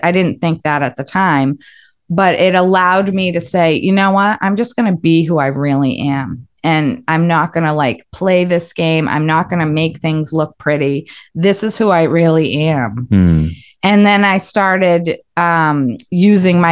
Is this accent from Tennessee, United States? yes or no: no; Westwood, Massachusetts, United States; I grew up in Westwood, Mass.